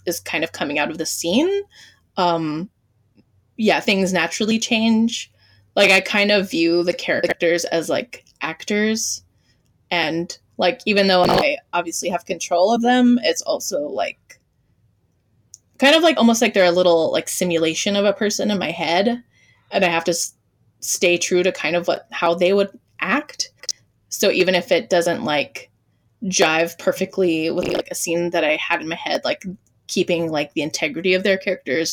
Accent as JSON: {"language": "English", "region": "Hawaii", "country": "United States", "tie": "born or raised there", "said": "growing up in Hawaii"}